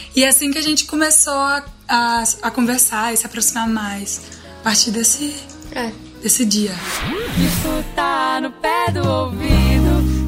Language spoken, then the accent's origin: Portuguese; Araguaína, Tocantins, Brazil; A gente é de Araguaína, no Tocantins, e é uma cidade relativamente pequena, assim mas a gente estudou na mesma escola a vida inteira